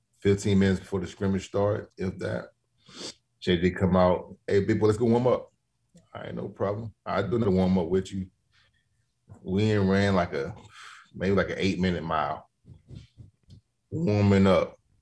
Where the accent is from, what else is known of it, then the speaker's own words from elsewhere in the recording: Miami, Florida, United States; And I'm from Miami. I'm built a little differently.